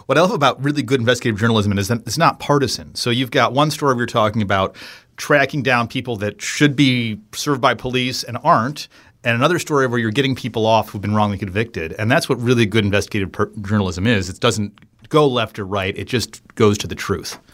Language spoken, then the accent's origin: English; Detroit, Michigan, United States; I grew up in Detroit